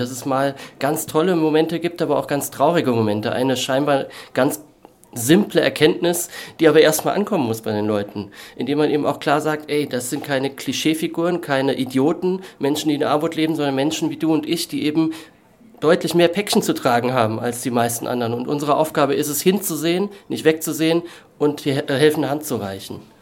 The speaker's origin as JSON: {"language": "German", "town": "Kaiserslautern", "region": "Rhineland-Palatinate", "country": "Germany", "tie": "born or raised there", "moved": "yes", "said": "meine Heimatstadt Kaiserslautern"}